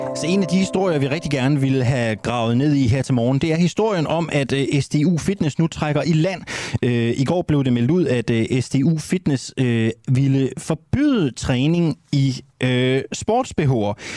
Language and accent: Danish; Randers, Central Denmark Region, Denmark; vi skal tur til min hjemby, vi skal en tur til min fødeby, vi skal til Randers